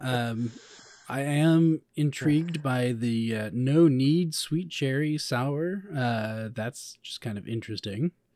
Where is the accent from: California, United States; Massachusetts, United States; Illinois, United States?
Illinois, United States; Chicago; I come from Chicago